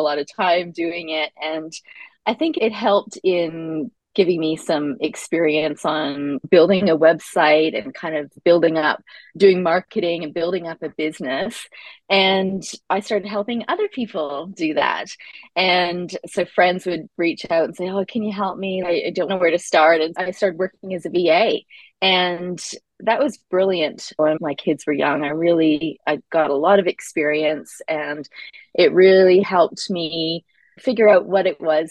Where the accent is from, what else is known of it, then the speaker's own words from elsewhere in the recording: Canada; now in Australia; I live in Australia, but I am Canadian